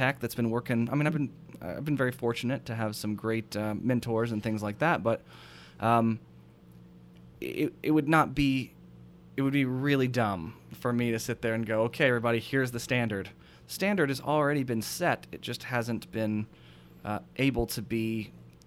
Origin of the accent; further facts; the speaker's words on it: United States; I'm a weirdo from America